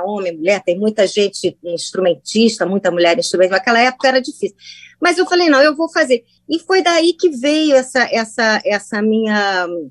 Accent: Brazil; also born or lived in United States; Eu sou brasileira, porque é pequena voltei para o Brasil

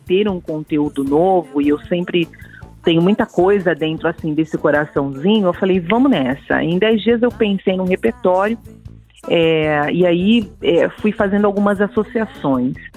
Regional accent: Brazil; eu sou muito brasileira

